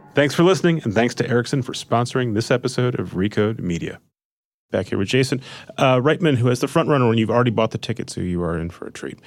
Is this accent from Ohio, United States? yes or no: no; Minnesota, United States; Suburban Minnesota